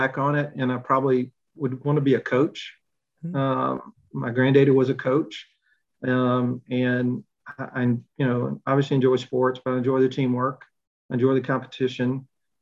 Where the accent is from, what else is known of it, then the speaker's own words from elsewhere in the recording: Montgomery, Alabama, United States; I grew up in Montgomery, Alabama, in the 60s and 70s